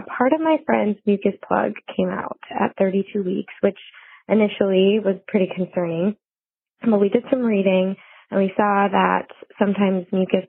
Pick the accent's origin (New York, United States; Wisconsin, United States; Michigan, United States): Wisconsin, United States; Madison; I'm from Madison, Wisconsin.